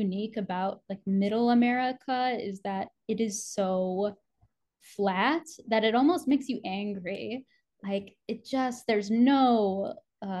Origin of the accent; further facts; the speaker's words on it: Illinois, United States; me as a child growing up in Illinois.